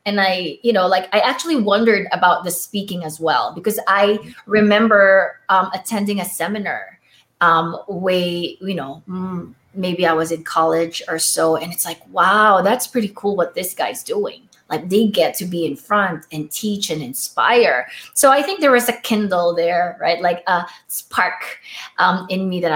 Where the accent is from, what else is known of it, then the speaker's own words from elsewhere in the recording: Philippines; accent: foreign accent; first language Tagalog; English is a second language; moved away; my first language is Filipino, it's Tagalog